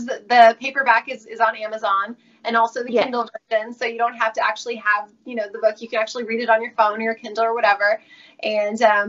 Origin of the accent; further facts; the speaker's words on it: Orange County, California, United States; moved away as an adult; now in Los Angeles, United States; I'm from Orange County